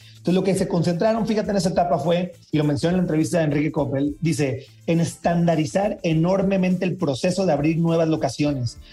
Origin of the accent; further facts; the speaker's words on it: Sinaloa, Mexico; yo soy de Sinaloa